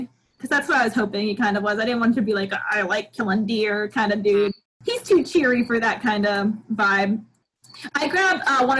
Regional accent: New York, United States; I'm from New York.

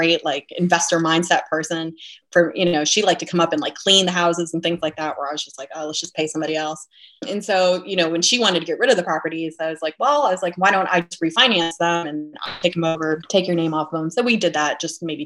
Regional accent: Fayetteville, North Carolina, United States; now in Raleigh, United States; I grew up in Fayetteville

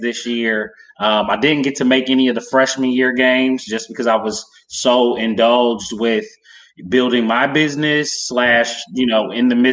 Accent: Cincinnati, Ohio, United States; moved away as an adult; now in Columbus, United States; I'm actually originally from Cincinnati, Ohio

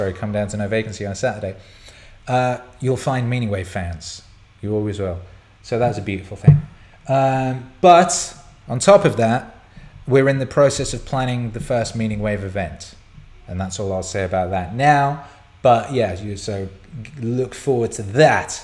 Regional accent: Bangor, Wales, United Kingdom; I grew up in North Wales, and in the little town I lived, just a tiny little town called Bangor

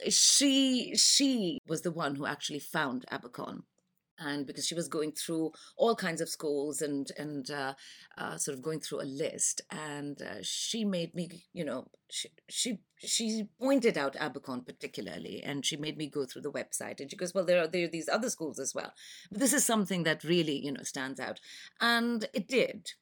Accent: Pakistan; moved away as an adult; now in London, United Kingdom; I am from Pakistan. and, uh, I have been in London for the past twenty-five years.

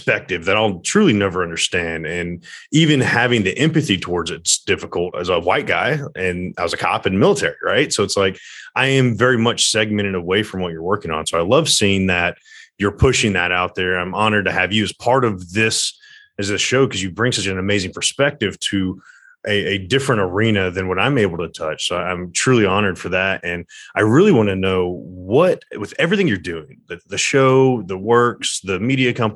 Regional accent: Smyrna, Georgia, United States; now in Atlanta, United States; I was born and raised in Smyrna, so I remember when it was not culturally diverse at all

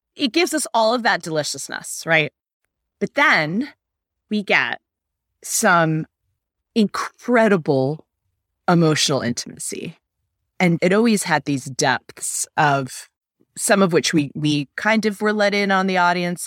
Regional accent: United States; an American adult studying for the bar exam

